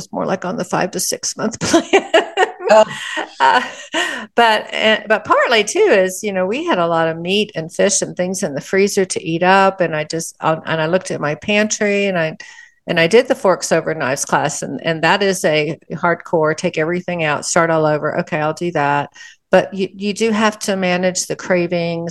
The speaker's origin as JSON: {"language": "English", "region": "Texas", "country": "United States", "said": "I'm from Texas"}